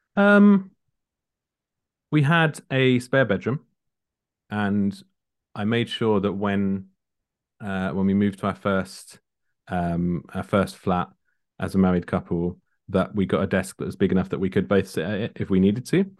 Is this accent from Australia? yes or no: no; Kent, South East England, United Kingdom; born or raised there; also born or lived in London